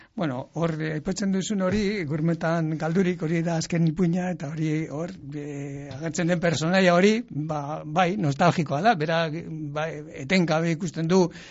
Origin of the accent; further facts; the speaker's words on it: Llodio, Basque Country, Spain; nire herrian ere, laudion ere